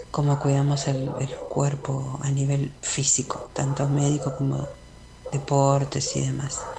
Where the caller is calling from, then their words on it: Berisso, Buenos Aires Province, Argentina; Buenas noches … de Berizo.